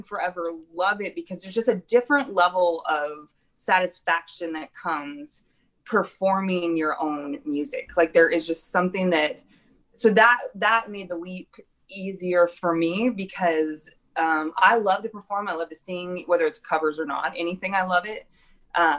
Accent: Knoxville, Iowa, United States; also born or lived in Nashville, Tennessee; now in Des Moines, United States; I was born and raised in Knoxville, Iowa

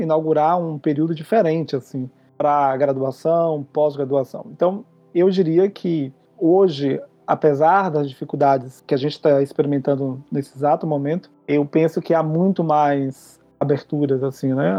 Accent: Feira de Santana, Bahia, Brazil; moved away as an adult; also born or lived in Valença, Bahia / Chile / Australia; now in Porto Alegre, Brazil; Eu venho do interior da Bahia, de uma cidade chamada Feira de Santana

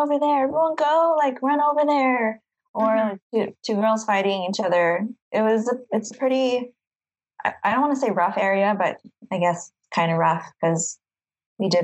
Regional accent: Carson, California, United States; also born or lived in San Diego County; now in San Diego, United States; I live in San Diego, but or county, but I'm from Carson, which is really south of LA.

